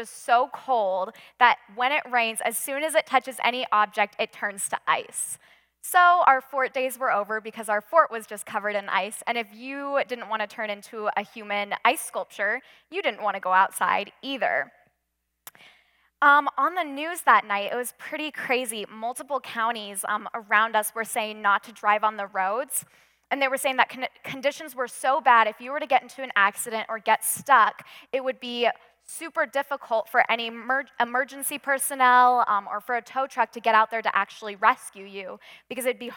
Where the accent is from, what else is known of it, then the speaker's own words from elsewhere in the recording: Western Washington, United States; also born or lived in Midwest; now in Colorado, United States; growing up in Western Washington, snow wasn't really a huge deal to us